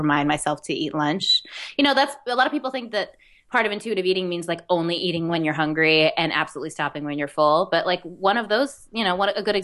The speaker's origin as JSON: {"language": "English", "area": "Westchester", "region": "New York", "country": "United States", "tie": "born or raised there", "said": "I grew up mainly in Westchester, but almost all my family lived in the city, my extended family"}